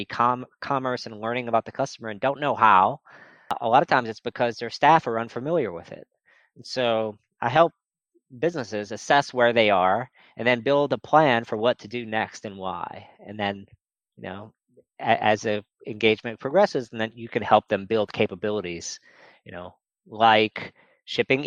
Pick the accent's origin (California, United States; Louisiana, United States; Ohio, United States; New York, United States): Louisiana, United States; New Orleans; moved away; also born or lived in Nashville, Tennessee; I grew up in New Orleans